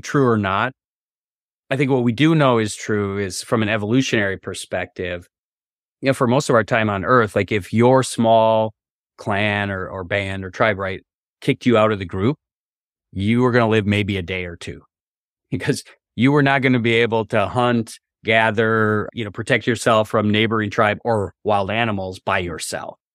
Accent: Wisconsin, United States; also born or lived in Massachusetts / New York / Minnesota; now in Charlottesville, United States; I grew up in Wisconsin, way up in the north in the U S

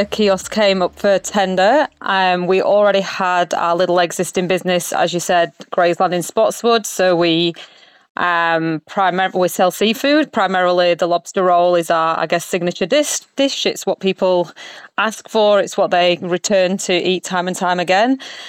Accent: England, United Kingdom; moved away as an adult; now in Australia; So, yes, my husband and I, we're English. We are both from the UK. I came over here. 20 years ago now, did the whole backpacking thing before I went to uni.

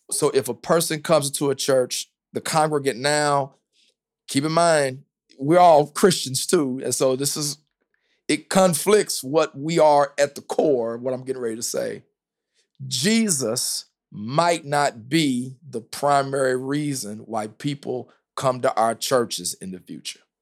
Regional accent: the South, United States; now in Indianapolis, United States; I'm from the South

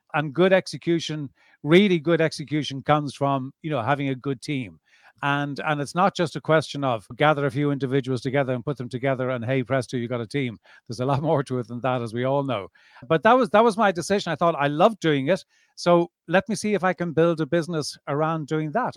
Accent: Dublin, Leinster, Ireland; now in South of France, France; born and bred in Dublin

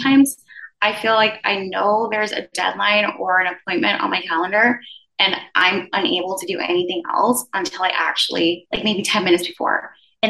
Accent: U.S. Virgin Islands; moved away as an adult; also born or lived in Philadelphia; now in New York, United States; I'm originally from the Virgin Islands, believe it or not, born and raised, and I moved to the U.S. to go to college. So I was in Philly for 4 years before coming to New York.

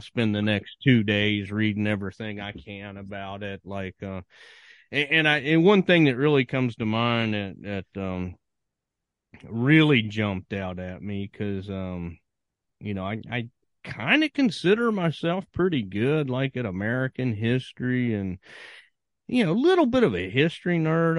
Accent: Virginia, United States; growing up in Virginia

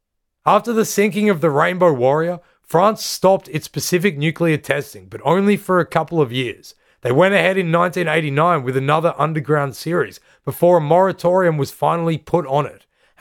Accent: Australia; growing up in Australia in the 90s, this was the first big popular call to protest that we can remember.

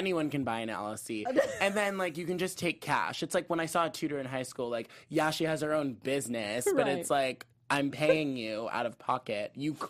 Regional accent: Arizona, United States; And where are you from again? Arizona.

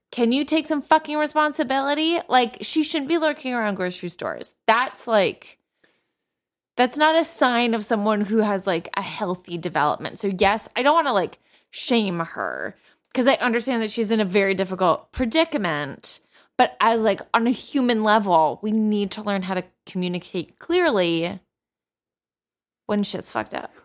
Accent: United States; I'm an American

